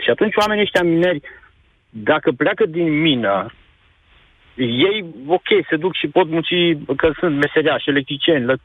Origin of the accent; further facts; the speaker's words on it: Hunedoara County, Romania; Păi să eu chiar, chiar sunt din Valea Jiului și chiar am lucrat la una dintre minele din Valea Jiului, mai exact la mina Lupeni.